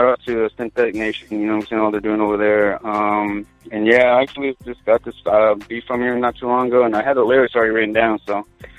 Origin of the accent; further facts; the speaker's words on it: Oxnard, California, United States; moved away as an adult; now in Portland, United States; I'm from Oxnard, California, Southern California. It's like right between Santa Barbara and L.A.